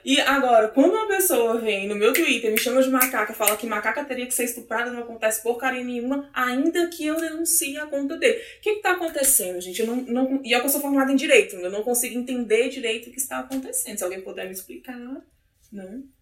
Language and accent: Portuguese; Brasília, Federal District, Brazil; sou daqui mesmo, de Brasília